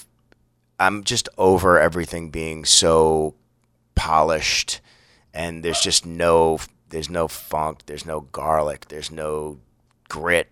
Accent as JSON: {"language": "English", "country": "United States", "said": "I'm an American dude"}